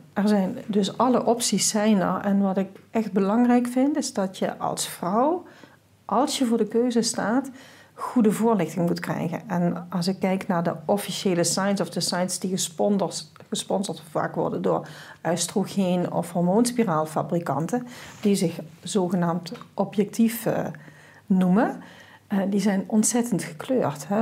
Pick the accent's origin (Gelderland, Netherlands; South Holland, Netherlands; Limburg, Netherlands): Limburg, Netherlands; South; Ik kom uit Zuid-Limburg, zoals je wel hoort